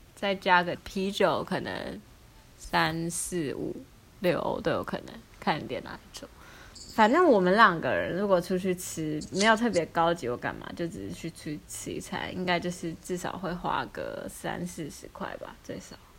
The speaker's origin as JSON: {"language": "Chinese", "town": "Hsinchu", "country": "Taiwan", "moved": "yes", "lives_now": "Maassluis, Netherlands", "said": "我们是新竹人"}